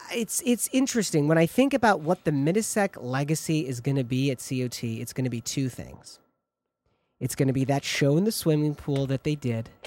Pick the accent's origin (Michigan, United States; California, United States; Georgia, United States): Michigan, United States; Ann Arbor; moved away; I spent uh, my early childhood in Ann Arbor, Michigan